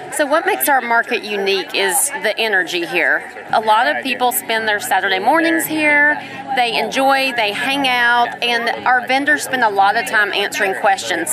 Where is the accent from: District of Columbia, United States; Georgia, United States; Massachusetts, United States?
Georgia, United States; Cartersville; I'm from Cartersville originally